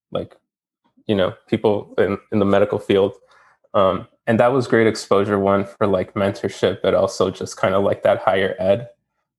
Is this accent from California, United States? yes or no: no; Chicago, Illinois, United States; I'm from Chicago, Illinois, the Gage Park neighborhood to be specific